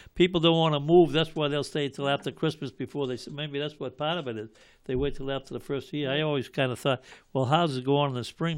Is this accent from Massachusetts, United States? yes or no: yes; Malden, Massachusetts, United States; I grew up in Ward Seven as well